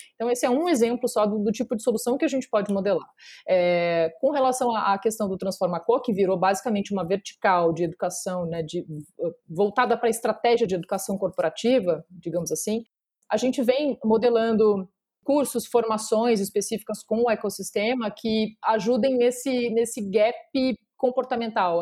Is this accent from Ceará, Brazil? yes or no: no; Porto Alegre, Rio Grande do Sul, Brazil; moved away as an adult; now in São Paulo, Brazil; eu sou natural de Porto Alegre